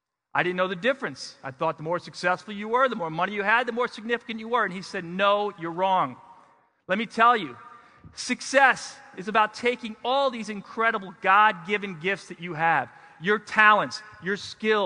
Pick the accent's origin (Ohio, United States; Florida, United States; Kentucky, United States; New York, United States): New York, United States; New York City; I grew up in New York City